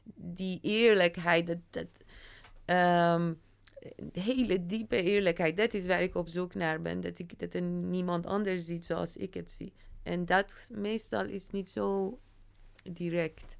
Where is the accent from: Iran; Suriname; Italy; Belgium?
Iran; now in Netherlands; deel van mij die wel in Iran is opgegroeid